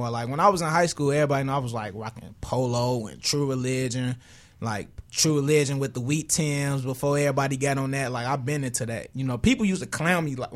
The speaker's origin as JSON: {"language": "English", "town": "Chicago", "region": "Illinois", "country": "United States", "said": "Morgan Park area, one eleven."}